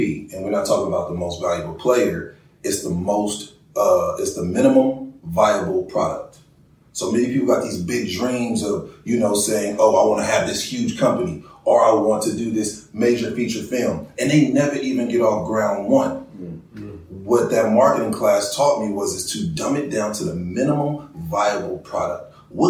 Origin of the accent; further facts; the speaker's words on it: Oakland, California, United States; now in Los Angeles, United States; Like, here I am. I come from Oakland, so I started out working at Home Depot.